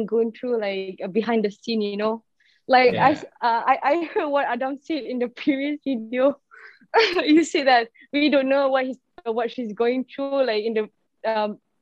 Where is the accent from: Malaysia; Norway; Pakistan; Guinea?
Malaysia; I'm Malaysian, and they expect my accent to be, like, British